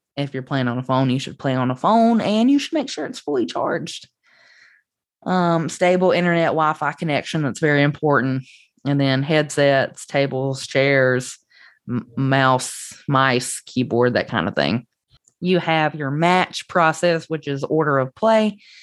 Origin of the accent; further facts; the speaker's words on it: Southern United States, United States; accent: Southern; the Southern accent that I have